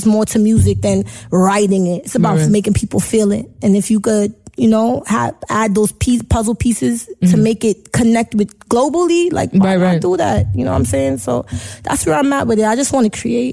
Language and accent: English; New York City, New York, United States; also born or lived in Jamaica (roots); We ain't just Brooklyn. We got that little Caribbean flavor.